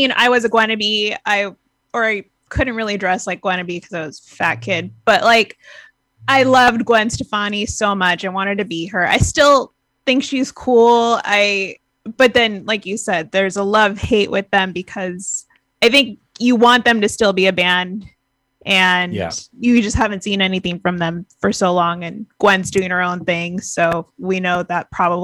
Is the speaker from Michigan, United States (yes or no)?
no; Garden Grove, California, United States; I grew up in Garden Grove